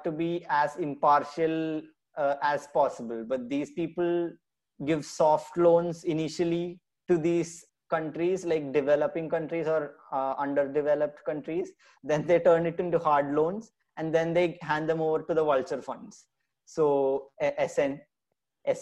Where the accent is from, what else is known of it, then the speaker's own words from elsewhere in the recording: Kerala, India; my home state, Kerala